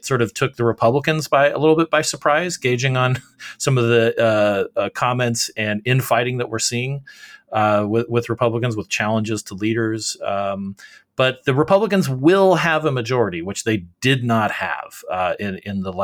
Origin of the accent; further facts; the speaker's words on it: Arizona, United States; in Arizona, my home state